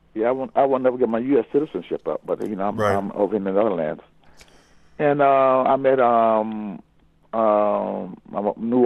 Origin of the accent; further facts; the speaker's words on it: Florida, United States; because I came from Florida, and I was around. Because they figured I was around fish.